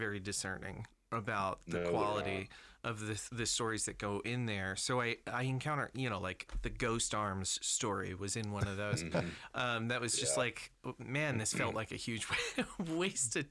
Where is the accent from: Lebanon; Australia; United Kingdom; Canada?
United Kingdom; I'm British